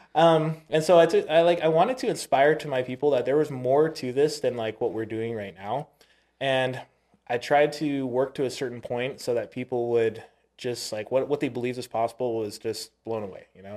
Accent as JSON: {"language": "English", "area": "Oahu", "region": "Hawaii", "country": "United States", "tie": "born or raised there", "moved": "yes", "said": "I was born in Oahu"}